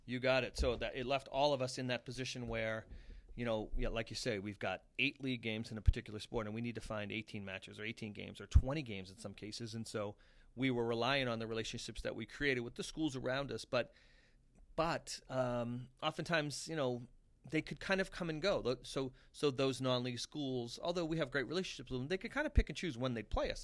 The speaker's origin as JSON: {"language": "English", "town": "Abington", "region": "Massachusetts", "country": "United States", "said": "I'm from Abington, and, and people's reaction would be like, oh, that's a tough little town"}